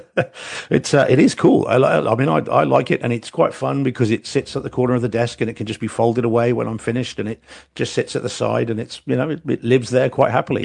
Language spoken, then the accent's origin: English; New Zealand; I'm a New Zealander and like rugby is our is our religion basically in New Zealand